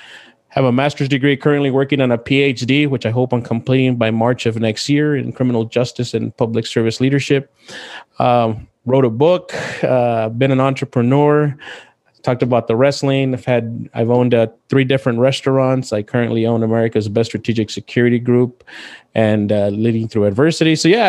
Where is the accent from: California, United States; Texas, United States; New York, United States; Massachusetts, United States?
Texas, United States; El Paso; moved away as an adult; also born or lived in Marshall, Texas; I was born in El Paso, Texas. Your stereotypical underdog, you know, born to a single parent with an eighth grade education.